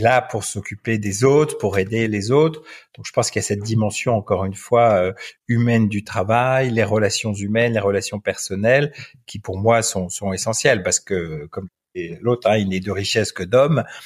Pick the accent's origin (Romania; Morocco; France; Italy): France; moved away as an adult; now in Belgium; je suis un Français qui vit en Belgique depuis 18 ans pour des raisons professionnelles